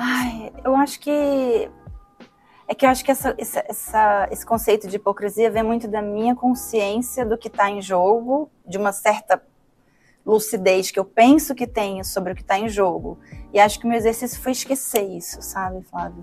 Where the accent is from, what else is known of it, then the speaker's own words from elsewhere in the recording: Brazil; como cidadã, como sujeita, como brasileira